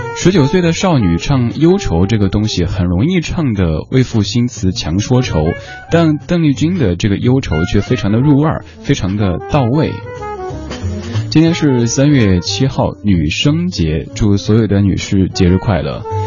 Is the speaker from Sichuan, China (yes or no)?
yes; Chengdu, Sichuan, China; moved away; 我的家乡成都那边儿